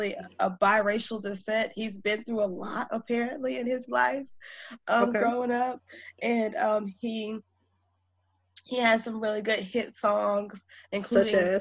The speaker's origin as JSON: {"language": "English", "region": "Georgia", "country": "United States", "said": "I'm also from Georgia. I went to school in Georgia too."}